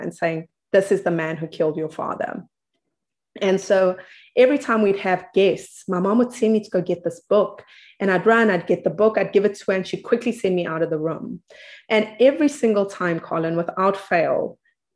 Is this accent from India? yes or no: no; South Africa; I come from South Africa, a very interesting place